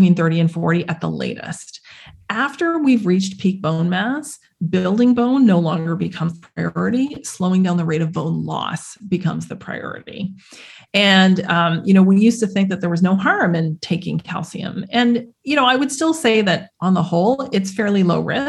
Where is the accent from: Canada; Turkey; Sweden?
Canada; where I grew up in Canada